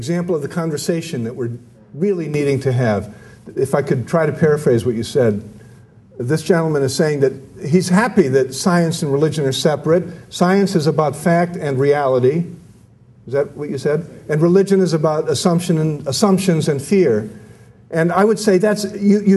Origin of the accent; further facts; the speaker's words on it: United States; I'm an American, I'm a Catholic